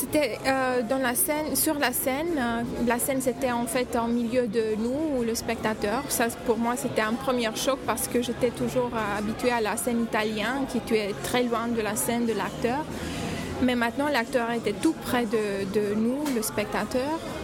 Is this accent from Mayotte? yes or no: no; Romania; French is a second language; moved away as an adult; also born or lived in Bucharest; now in Paris, France; je viens de Roumanie.